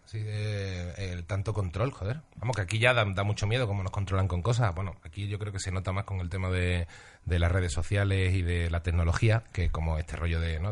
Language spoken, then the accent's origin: Spanish; Seville, Andalusia, Spain; also born or lived in Huelva; Yo me crié en Sevilla, nací en Huelva